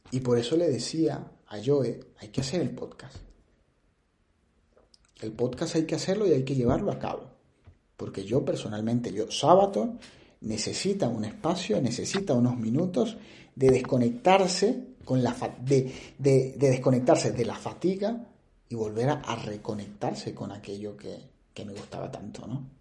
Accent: Venezuela; moved away as an adult; now in Spain; ese sello de, de ser venezolano, en donde quiera que estés, o en donde quiera que estén. Y eso me hace sentir muy, muy, muy orgulloso de donde vengo.

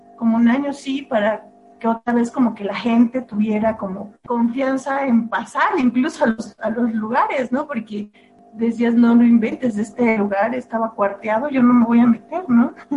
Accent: Guelatao, Oaxaca, Mexico; moved away as an adult; yo salí de, pues de mi pueblo, allá en Oaxaca. ya soy de, de Guelatao

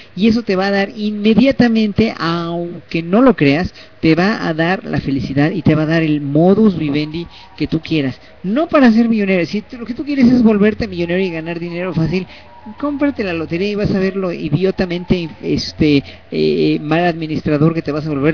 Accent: Mexico; soy mexicano, soy gay, soy clase mediero

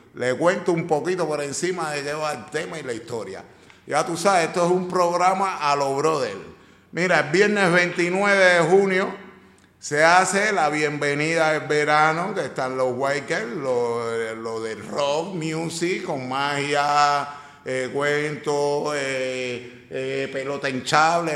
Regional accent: Cuba; now in Valencia, Spain; Cuba, de mi tierra querida

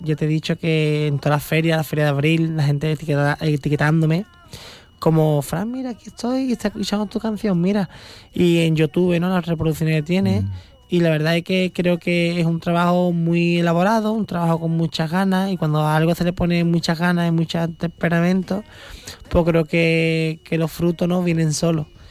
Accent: San Fernando, Andalusia, Spain; yo soy de Cádiz, soy de, que soy de la, de, la punta, ¿sabes? Que no soy de Sevilla ni soy de, de Cáceres, soy de Cádiz, ¿sabes? San Fernando, que estoy en el mar

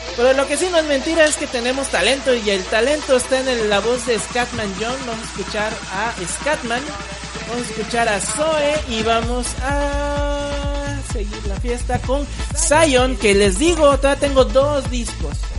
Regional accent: Córdoba, Veracruz, Mexico; yo soy cordobés

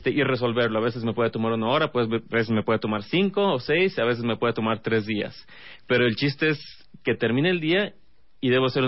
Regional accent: Monterrey, Nuevo León, Mexico; moved away; Pues yo soy de Monterrey.

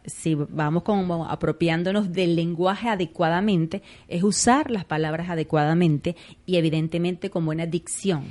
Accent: Venezuela; nos acostumbramos, por ejemplo, los venezolanos, entre esos me incluyo como buena venezolana, que nos comemos las S

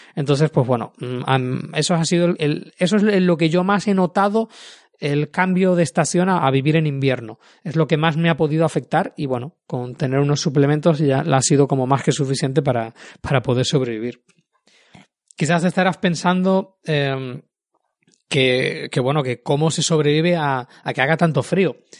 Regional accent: Canary Islands, Spain; now in Tallinn, Estonia; yo que vengo precisamente de las Islas Canarias

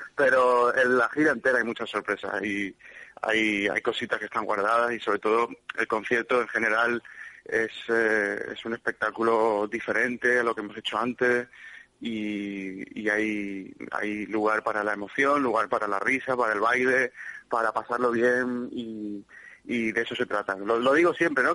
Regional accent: Málaga, Andalusia, Spain; es mi tierra, es mi gente, es la gente que me ha visto crecer

